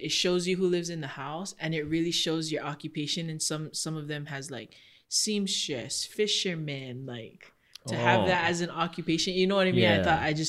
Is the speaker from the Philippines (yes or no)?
yes; Philippines; We're Filipino small.